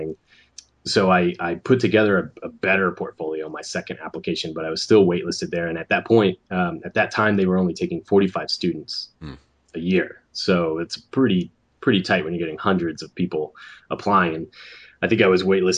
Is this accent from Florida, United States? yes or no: yes; Sarasota, Florida, United States; moved away; growing up in Florida